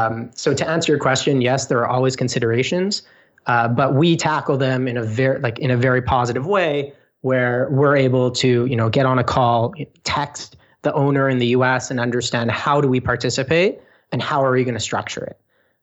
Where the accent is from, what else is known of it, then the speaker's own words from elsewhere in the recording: Canada; being Canadian, being, you know, in Toronto, which is the hub of business of all of Canada